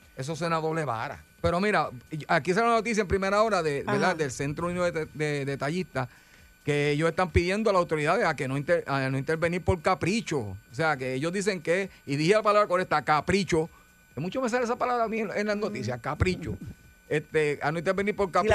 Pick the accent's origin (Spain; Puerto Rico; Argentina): Puerto Rico; somos puertorriqueños